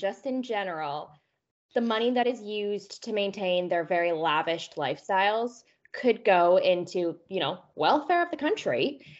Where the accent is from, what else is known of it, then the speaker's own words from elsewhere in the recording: Canada; I'm barely Canadian.